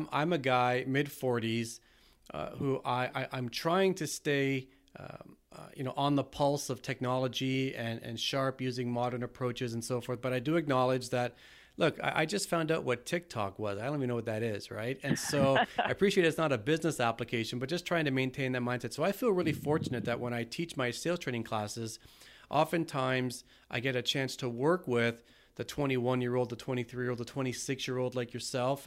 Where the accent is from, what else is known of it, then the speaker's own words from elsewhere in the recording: Toronto, Ontario, Canada; I'm from Toronto